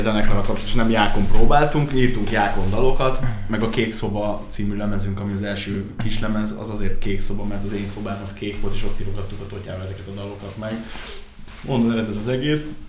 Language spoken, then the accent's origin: Hungarian; Ják, Vas, Hungary; also born or lived in Szombathely